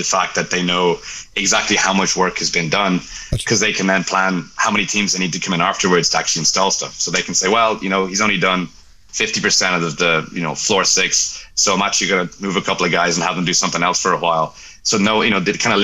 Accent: Ireland; accent: Irish; moved away as an adult; also born or lived in Dublin, Ireland; now in Dallas, United States; I'm Irish, right? You can tell by my accent.

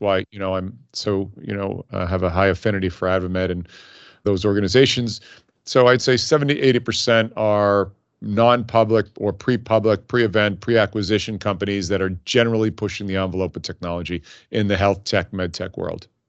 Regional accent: Hicksville, New York, United States; moved away as an adult; also born or lived in Dayton, Ohio; I grew up on Long Island in a town, believe it or not, called Hicksville.

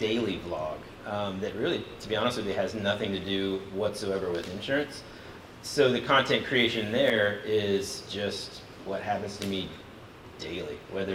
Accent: Atlanta, Georgia, United States; also born or lived in Singapore / Jakarta, Indonesia; I am from Atlanta, Georgia

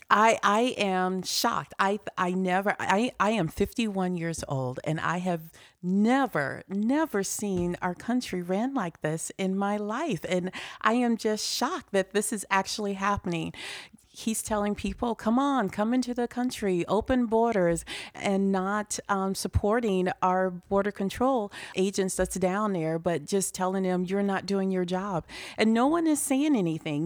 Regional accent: Chicago, Illinois, United States; moved away as an adult; now in Des Moines, United States; I'm originally from Chicago, but I've lived in Des Moines for about thirty years.

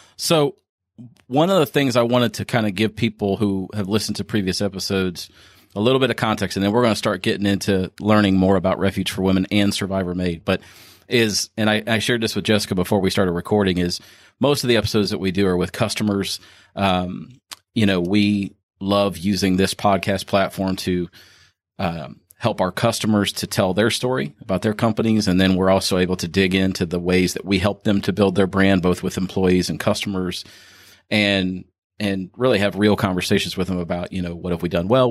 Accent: Ohio, United States; now in Kentucky, United States; I'm actually from Ohio

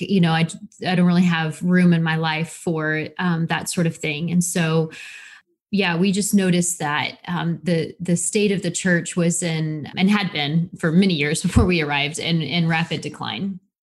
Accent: Missouri, United States; moved away as an adult; now in Wales, United Kingdom; we are from Missouri, I guess, in the States, but we've been outside of the United States for so long now, we seem like we're nomads

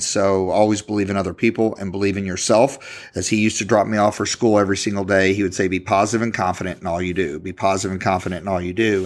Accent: Louisville, Kentucky, United States; I'm from Louisville, Kentucky

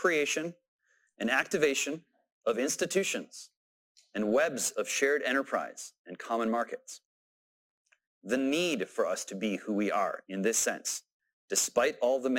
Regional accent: United States

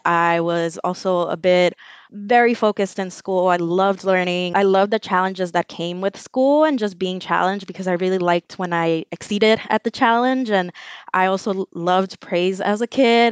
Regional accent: Los Angeles, California, United States; also born or lived in El Salvador; I'm from Los Angeles. I grew up in the Westlake MacArthur Park neighborhood, and I spent most of my life

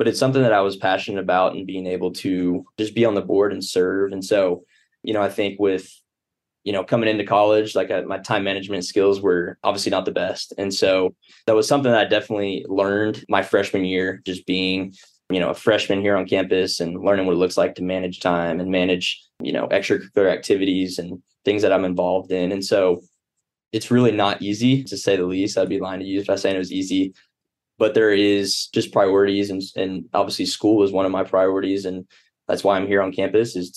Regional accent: Springdale, Arkansas, United States; I grew up in Springdale, Arkansas

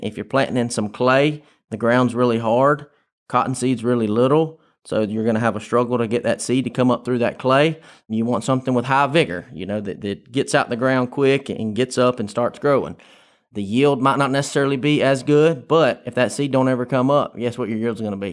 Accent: Tifton, Georgia, United States; Grew up on the Tift Turner line. I tell everybody I'm from Tifton

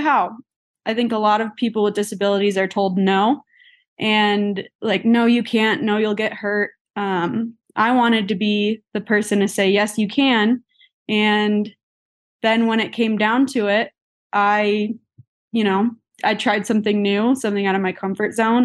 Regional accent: Illinois, United States; moved away as an adult; now in Colorado, United States; growing up in Illinois

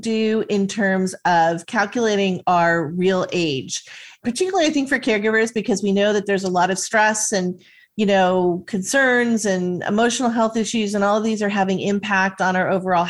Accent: Southern California, United States; I grew up in Southern California

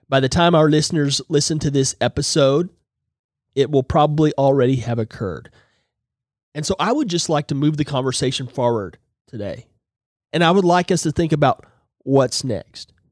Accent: Okmulgee, Oklahoma, United States; Growing up in Oklahoma, which means red people, I've never taken offense to the name Redskin. It, quite frankly, was just neutral. In fact, until I was 10, I lived in a small town named Okmulgee

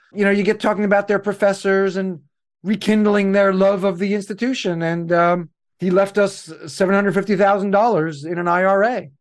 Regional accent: New York City, New York, United States; I'm from New York City.

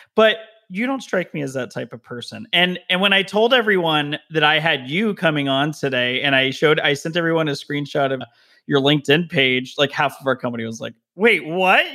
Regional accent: Las Vegas, Nevada, United States; also born or lived in Denver, Colorado; now in Southern California, United States; I was originally from Vegas, and then my whole family moved to Denver

